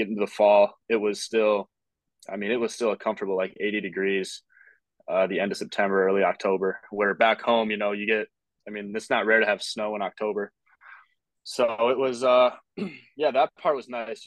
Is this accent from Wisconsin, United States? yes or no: no; Sioux Falls, South Dakota, United States; I'm from the Sioux Falls area, which is East River.